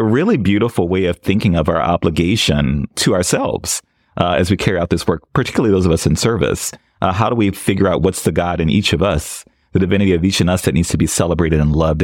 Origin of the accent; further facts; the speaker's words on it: New Orleans, Louisiana, United States; I grew up in New Orleans and was lucky enough to grow up in a fairly radical liberation theology situation in my church